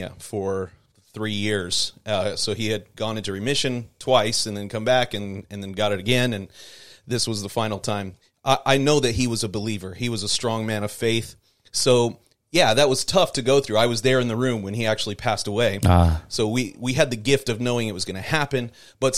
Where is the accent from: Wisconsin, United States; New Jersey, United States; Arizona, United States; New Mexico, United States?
Arizona, United States; Phoenix; I grew up in Phoenix, Arizona, and eastern side of the valley